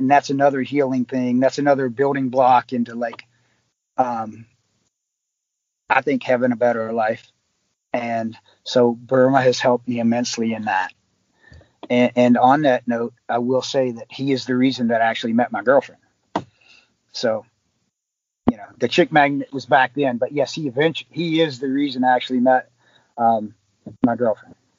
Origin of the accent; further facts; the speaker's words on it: West Virginia, United States; moved away; also born or lived in Long Island, New York; I'm originally from West Virginia